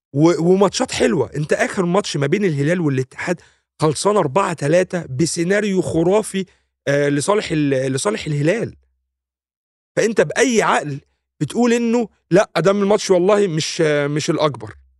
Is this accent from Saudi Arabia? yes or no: no; Egypt